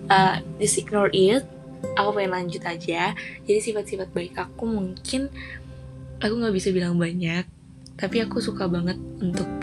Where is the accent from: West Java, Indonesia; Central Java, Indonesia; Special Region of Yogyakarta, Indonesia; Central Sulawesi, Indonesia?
Special Region of Yogyakarta, Indonesia; Yogyakarta; born there; Dan aku lahir di Yogyakarta tanggal 28 April 2004